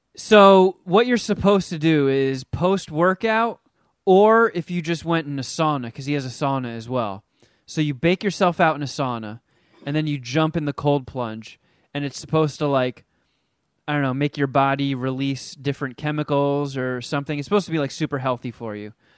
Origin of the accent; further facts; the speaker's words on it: New Jersey, United States; the house that I grew up in in Jersey, it was my grandparents' house